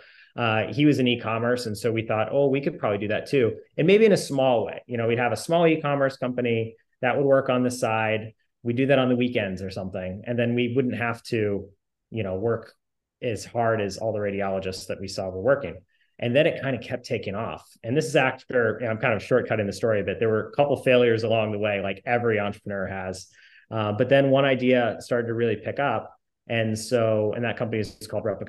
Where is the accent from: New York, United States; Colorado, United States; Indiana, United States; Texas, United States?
Indiana, United States; I grew up in Indiana